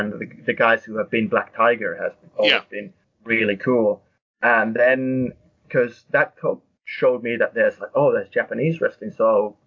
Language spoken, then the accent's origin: English; Finland; moved away as an adult; now in United Kingdom; growing up in Finland watching wrestling